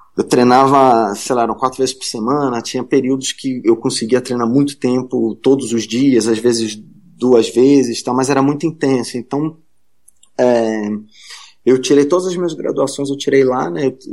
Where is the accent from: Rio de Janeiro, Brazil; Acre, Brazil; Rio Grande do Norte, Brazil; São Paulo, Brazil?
Rio de Janeiro, Brazil; moved away; eu sou carioca, né? Eu morava no Rio na época